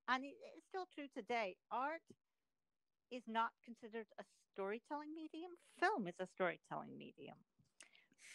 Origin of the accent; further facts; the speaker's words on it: Edinburgh, Scotland, United Kingdom; moved away; I grew up in Scotland, in Edinburgh